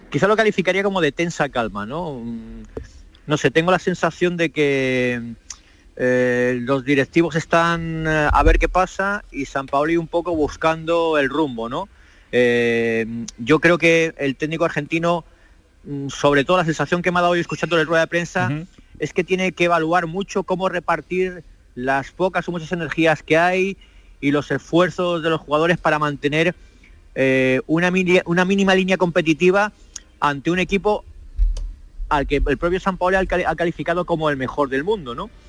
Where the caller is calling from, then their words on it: Manchester, North West England, United Kingdom; Saludos desde Manchester, aquí es una hora menos, pero como en Canarias